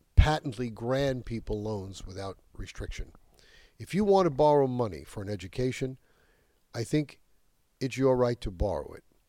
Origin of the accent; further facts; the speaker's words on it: New York, United States; In my home state of New York, this is absolutely true.